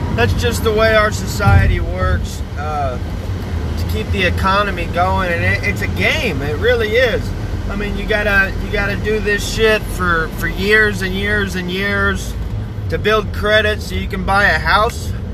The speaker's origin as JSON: {"language": "English", "country": "United States", "said": "I'm an American"}